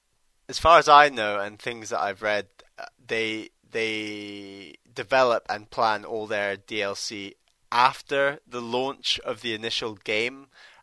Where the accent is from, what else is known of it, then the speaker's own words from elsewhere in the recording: Brazil; English is a second language; I know, that's because my family comes from Syria and I am from Brazil.